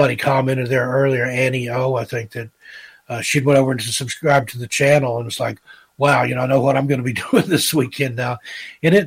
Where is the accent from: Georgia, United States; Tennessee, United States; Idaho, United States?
Tennessee, United States; East; accent: educated hillbilly; I think I sound like an educated hillbilly, which is exactly what I am. I grew up in East Tennessee, went to the University of Tennessee